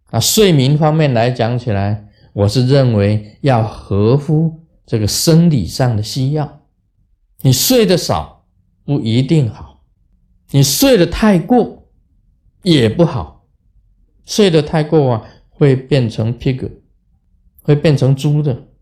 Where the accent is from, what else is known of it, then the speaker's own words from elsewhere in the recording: Taiwan; 我们台湾人